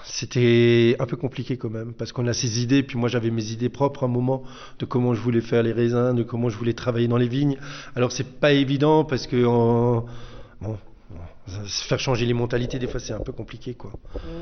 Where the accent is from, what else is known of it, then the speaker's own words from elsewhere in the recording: Haguenau, Grand Est, France; now in Reichsfeld, France; je suis originaire de Haguenau